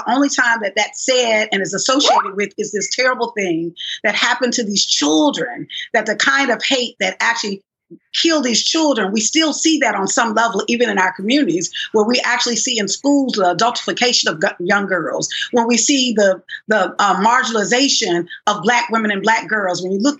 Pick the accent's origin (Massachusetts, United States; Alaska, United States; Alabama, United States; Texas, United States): Alabama, United States; growing up in Alabama, you know, as a little Black girl